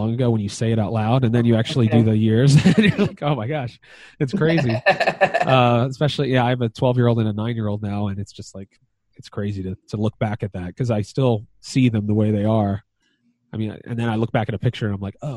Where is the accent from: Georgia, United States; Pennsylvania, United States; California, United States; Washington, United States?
Pennsylvania, United States; Philadelphia; also born or lived in North Wales, Pennsylvania / Lansdale, Pennsylvania / East Norriton, Pennsylvania; I grew up in Philadelphia, moved to North Wales when I got married